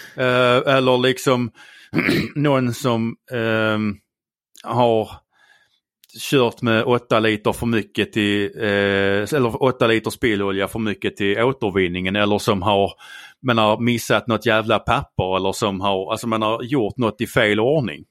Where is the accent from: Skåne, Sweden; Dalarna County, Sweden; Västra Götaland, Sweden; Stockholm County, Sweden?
Skåne, Sweden; accent: Scanian; Jag är skåning.